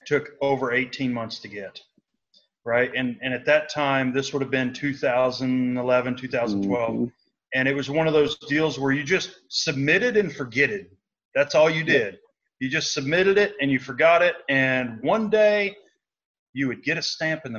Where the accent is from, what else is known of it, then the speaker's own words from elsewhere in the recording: Arkansas, United States; moved away; also born or lived in Georgia / Virginia; The county where I was born in Arkansas, up until 2 years ago, was still dry.